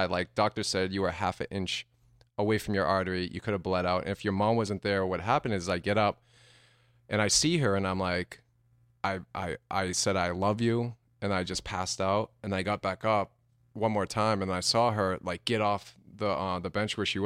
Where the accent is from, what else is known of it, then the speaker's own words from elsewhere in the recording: New Hampshire, United States; Uh, New Hampshire.